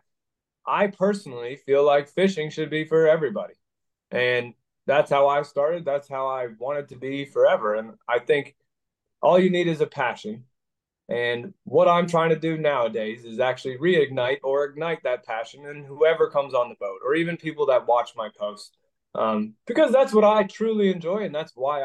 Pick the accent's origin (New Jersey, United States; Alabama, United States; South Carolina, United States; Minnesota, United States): Minnesota, United States; near Minneapolis; also born or lived in Idaho; now in Pennsylvania, United States; I grew up in Minnesota, near Minneapolis in a small town